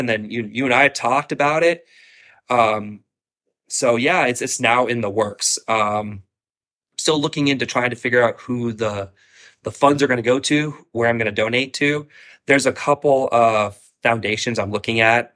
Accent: Columbus, Ohio, United States; now in Florida, United States; I'm originally from Columbus, Ohio

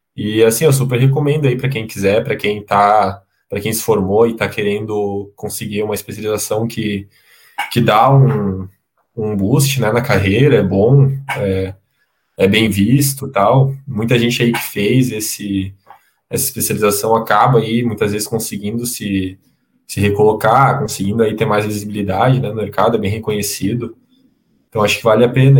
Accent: Santa Catarina, Brazil; also born or lived in Lisbon, Portugal; estou aqui em Santa Catarina, de, de onde eu sou

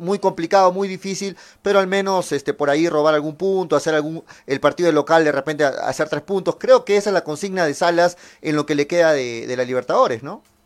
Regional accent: Peru; nosotros como peruanos

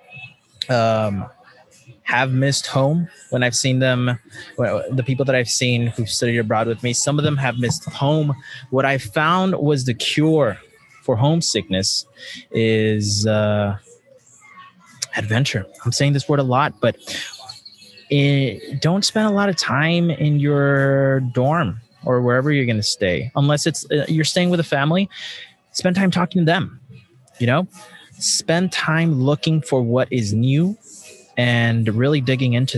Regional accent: United States; growing up Mexican and, growing up in America.

